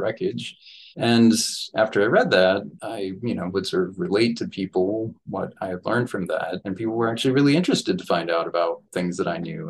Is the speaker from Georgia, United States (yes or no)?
no; New Mexico, United States; moved away; growing up in New Mexico